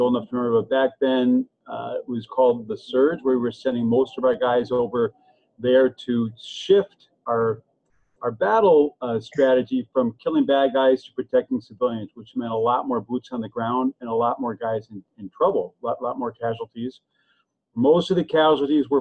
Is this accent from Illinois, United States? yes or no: yes; Evanston, Illinois, United States; I'm actually just outside of Chicago in a town called Evanston